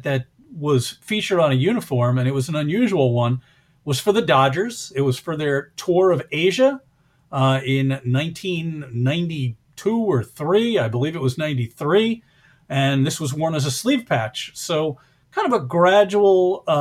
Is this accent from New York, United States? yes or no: yes; the New York area, United States; I grew up in the New York area